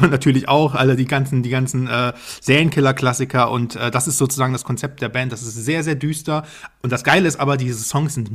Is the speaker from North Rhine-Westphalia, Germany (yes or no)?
no; Dresden, Saxony, Germany; Junge, ich komme aus Dresden, also ich bin.